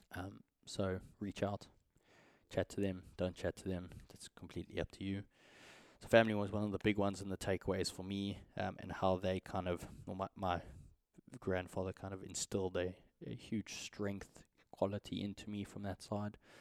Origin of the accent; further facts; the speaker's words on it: South Africa; as a South African